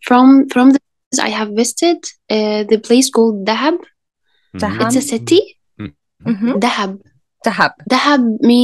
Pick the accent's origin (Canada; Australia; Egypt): Egypt; I'm from Egypt.